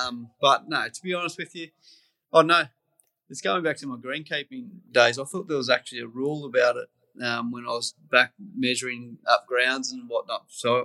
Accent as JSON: {"language": "English", "country": "Australia", "said": "And as Australian cricketer, it doesn't get much bigger than heading over to the Ashes over there."}